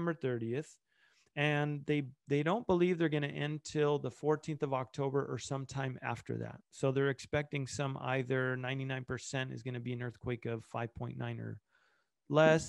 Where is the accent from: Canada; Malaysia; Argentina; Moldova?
Argentina; that's where I was born in Argentina